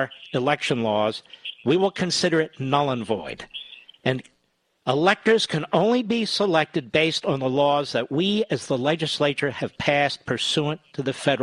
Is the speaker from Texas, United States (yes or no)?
no; Pennsylvania, United States; Pennsylvania, my home state